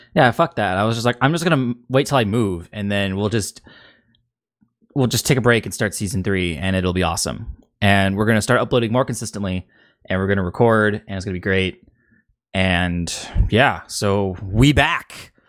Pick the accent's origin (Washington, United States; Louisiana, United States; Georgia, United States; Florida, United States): Washington, United States; Seattle; growing up in the Seattle area 'cause I don't think our accent's that anything special